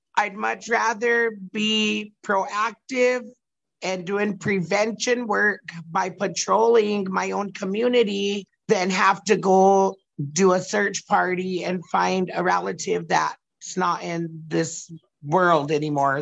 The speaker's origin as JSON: {"language": "English", "area": "Oglala Territory", "region": "South Dakota", "country": "United States", "said": "I'm from Oglala Territory."}